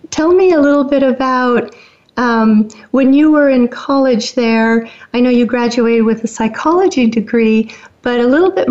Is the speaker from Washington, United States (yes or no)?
yes; Woodinville, Washington, United States; growing up in the Seattle area, we um, we had special times in our little area there in Woodinville, and we lived on a lake